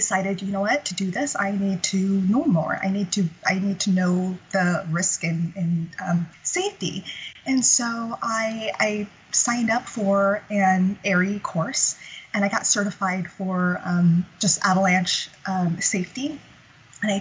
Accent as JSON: {"language": "English", "region": "Central California", "country": "United States", "tie": "born or raised there", "said": "I grew up in Central California, and I grew up in such a small town of, you know, a population of fewer than 200 people"}